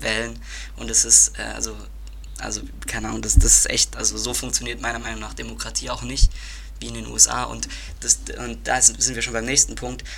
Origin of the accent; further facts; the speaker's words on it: Germany; bei uns in Deutschland